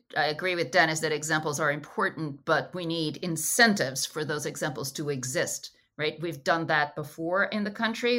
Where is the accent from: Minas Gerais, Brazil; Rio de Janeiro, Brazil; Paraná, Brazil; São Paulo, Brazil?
Rio de Janeiro, Brazil; I am Brazilian, but I'm from Rio